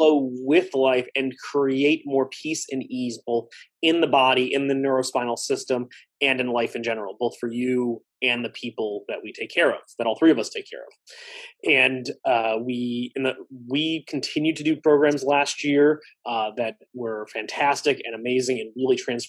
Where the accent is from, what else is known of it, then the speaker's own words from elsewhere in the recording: Palatine, Illinois, United States; I'm in my hometown. I practice about a mile from my high school